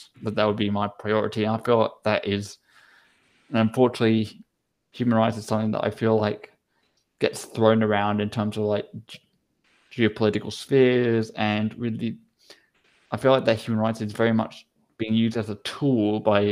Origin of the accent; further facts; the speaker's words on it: Australia; now in Basel, Switzerland; I'm Australian